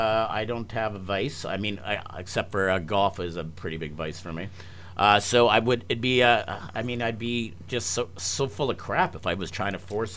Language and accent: English; Canada